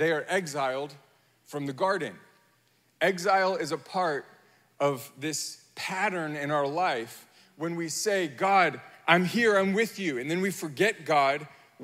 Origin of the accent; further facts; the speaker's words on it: United States; I am American